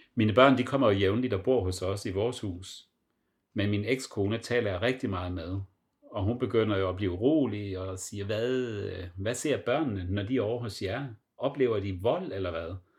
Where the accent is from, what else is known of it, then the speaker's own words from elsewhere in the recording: Southern Jutland, Southern Denmark, Denmark; moved away as an adult; also born or lived in Copenhagen / Frankfurt; jeg er opvokset med tyskerne i Sønderjylland